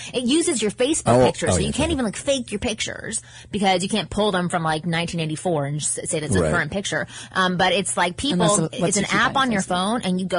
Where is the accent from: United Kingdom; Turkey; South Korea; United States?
United Kingdom; London; I'm 21 from London in uni.